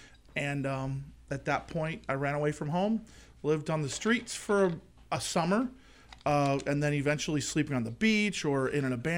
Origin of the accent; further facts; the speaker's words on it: Palos Verdes Peninsula, California, United States; Palos Verdes Peninsula.